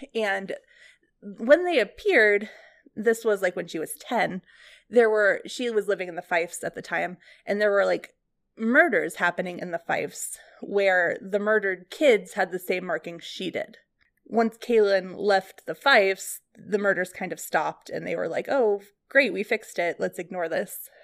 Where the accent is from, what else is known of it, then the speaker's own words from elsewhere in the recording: Ohio, United States; also born or lived in California; I grew up in Ohio, in a library, basically, and then, um, spent some time in California